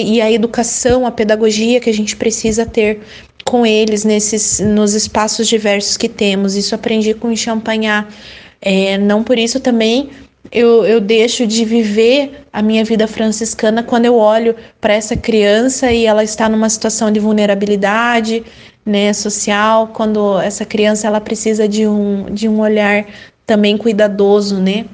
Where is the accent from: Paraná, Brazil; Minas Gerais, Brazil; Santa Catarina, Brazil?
Paraná, Brazil; sou do Paraná